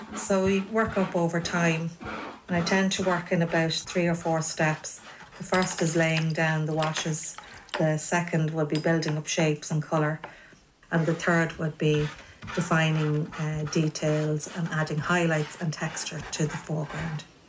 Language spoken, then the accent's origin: English; Navan, Leinster, Ireland; born or raised there